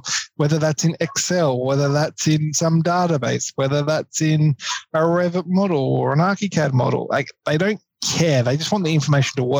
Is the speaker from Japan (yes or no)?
no; Queensland, Australia; now in Victoria, Australia; I'm originally from Queensland